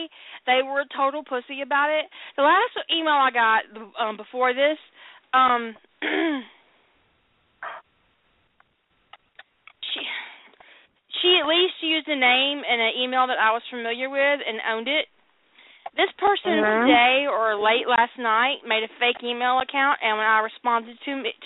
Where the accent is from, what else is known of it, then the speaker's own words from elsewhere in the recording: the South, United States; I'm from the South